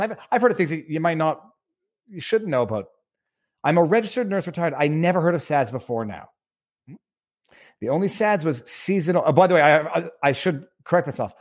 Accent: Canada; moved away as an adult; also born or lived in Quebec; now in West Palm Beach, United States; We are Canadian.

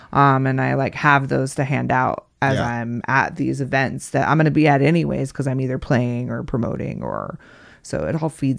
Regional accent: Casper, Wyoming, United States; Casper, Wyoming.

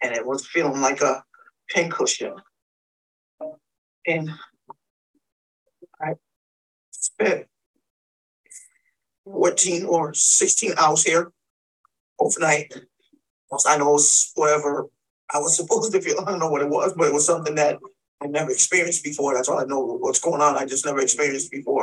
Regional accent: Springfield, Massachusetts, United States; I'm from Springfield, Massachusetts.

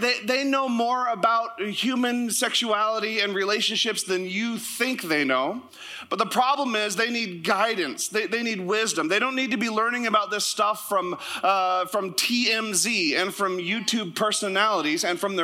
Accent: Sitka, Alaska, United States; moved away; also born or lived in Canada; my hometown was in the ad. Sitka, Alaska

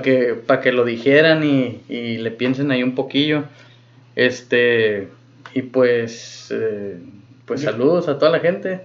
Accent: Mexico; uno como mexicano.

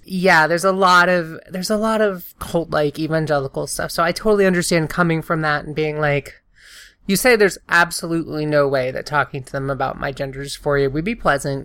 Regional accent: the South, United States; I'm from the South.

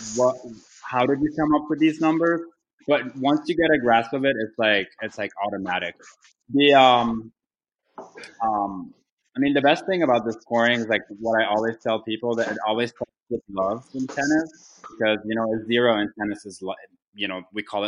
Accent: Lebanon; now in Washington, United States; I was born and raised in Lebanon

